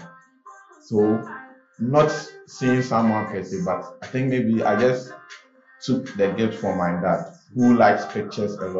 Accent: Kasoa, Central Region, Ghana; I'm from Kaswa. Who even have a laptop? We don't even have laptops in that community.

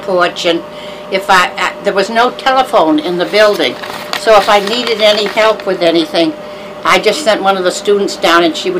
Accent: Milford, New Hampshire, United States; now in Brookline, United States; I grew up in Milford. I was born in 4 Park Street, Milford … And we lived there till I was 6, and then we moved out onto the Mason Road.

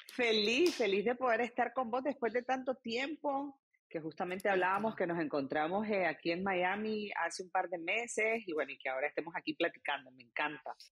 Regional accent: Nicaragua; moved away as an adult; also born or lived in Argentina; now in United States; como nicaragüense de 13 años

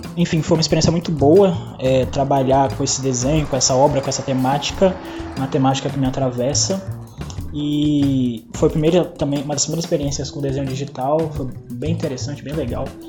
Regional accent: Espírito Santo, Brazil; moved away; sou do Sudeste, especificamente de uma terra chamada Espírito Santo

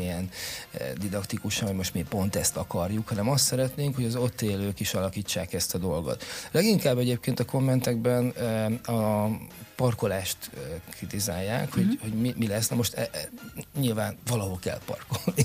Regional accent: Pécs, Baranya, Hungary; now in Érd, Hungary; én Pécsi vagyok

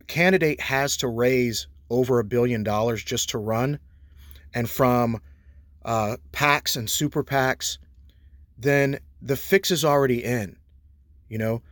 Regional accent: Texas, United States; as an American citizen, as a Texan

